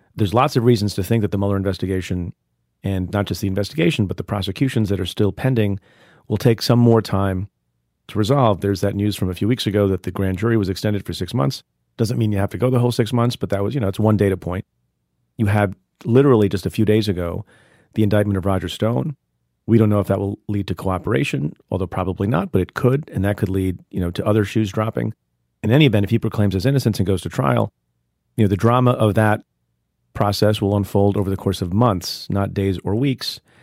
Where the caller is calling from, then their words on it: San Jose, California, United States; I'm calling from San Jose, California